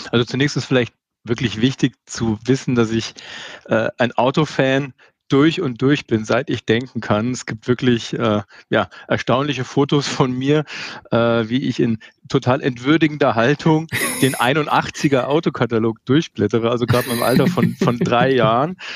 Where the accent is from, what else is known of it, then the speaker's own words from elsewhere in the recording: Munich, Bavaria, Germany; als Münchner kennt man das Gebäude